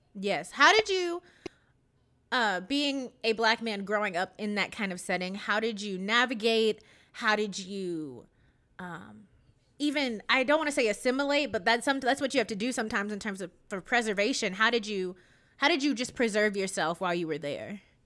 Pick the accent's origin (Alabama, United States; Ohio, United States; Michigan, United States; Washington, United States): Ohio, United States; Cleveland; I'm from Cleveland, Ohio